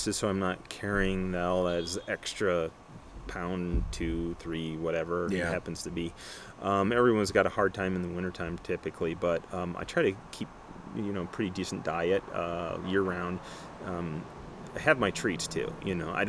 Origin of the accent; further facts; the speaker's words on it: Michigan, United States; moved away; I'm originally from Michigan and my background is Nordic skiing